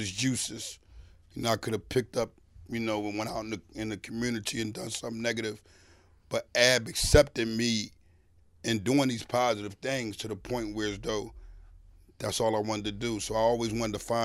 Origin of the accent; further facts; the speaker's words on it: Philadelphia, Pennsylvania, United States; I'm from Philly